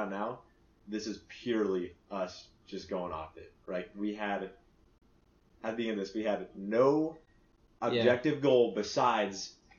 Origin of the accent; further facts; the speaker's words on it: United States; I'm Japanese, a quarter. And I'm also from America